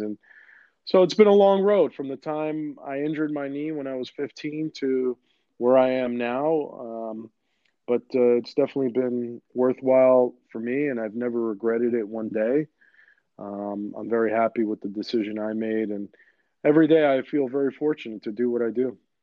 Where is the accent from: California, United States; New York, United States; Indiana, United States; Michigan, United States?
New York, United States; New York City; first language Greek; English is a second language; I grew up in Queens.